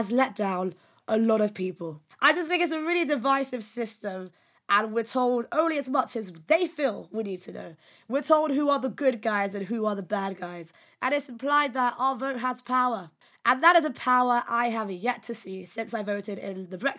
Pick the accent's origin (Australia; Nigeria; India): Nigeria; I'm Nigerian